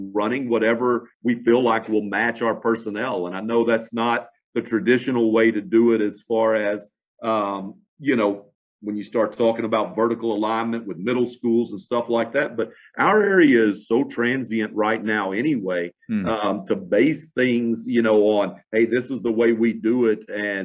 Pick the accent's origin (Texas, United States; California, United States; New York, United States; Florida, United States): Texas, United States; Fort Worth; I'm from Fort Worth, Dallas area